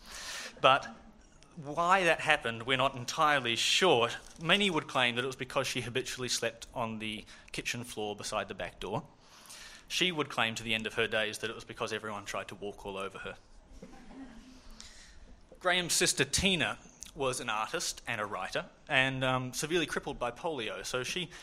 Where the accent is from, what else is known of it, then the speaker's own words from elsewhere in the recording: Dunedin, Otago, New Zealand; I grew up in Dunedin